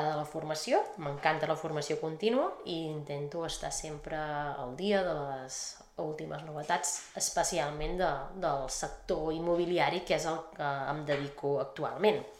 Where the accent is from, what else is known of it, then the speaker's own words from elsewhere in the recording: Sant Feliu de Guíxols, Catalonia, Spain; Doncs sí, eh, sóc de Sant Feliu, sóc ganxona, eh, vaig néixer aquí i he viscut tota la vida aquí. Ara mateix tinc 44 eh, anys